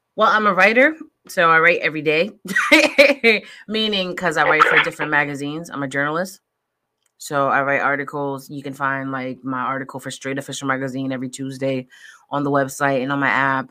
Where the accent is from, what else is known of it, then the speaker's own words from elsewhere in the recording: Connecticut, United States; moved away; I'm originally from Connecticut